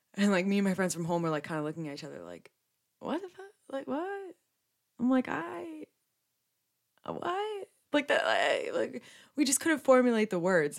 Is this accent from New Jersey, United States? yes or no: yes; New Jersey, United States; Being born and raised in Jersey